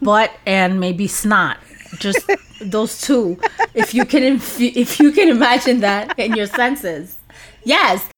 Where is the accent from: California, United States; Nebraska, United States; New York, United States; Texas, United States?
New York, United States; New York City; growing up in an apartment in New York City.